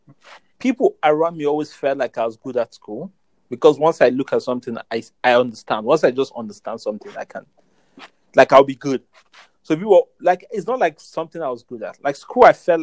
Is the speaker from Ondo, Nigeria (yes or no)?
no; Jos, Plateau, Nigeria; moved away as an adult; now in Lagos, Nigeria; I grew up in Jos. I went to school in Jos